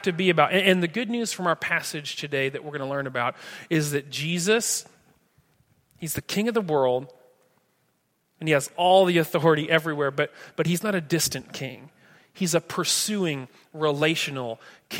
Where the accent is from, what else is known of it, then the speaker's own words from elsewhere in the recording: Atkinson, Nebraska, United States; moved away; I love my hometown. I love Atkinson